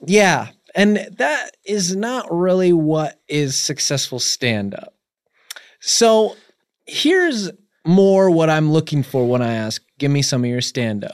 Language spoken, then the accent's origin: English; Connecticut, United States; I'm just from, like, some fucking little suburb, uh, you know, in Connecticut, I grew up, it's actually pretty nice.